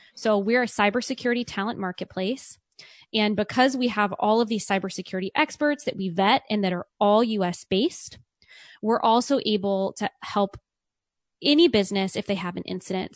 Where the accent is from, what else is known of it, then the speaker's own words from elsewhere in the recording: Richmond, Virginia, United States; moved away as an adult; also born or lived in California; I grew up in Richmond, Virginia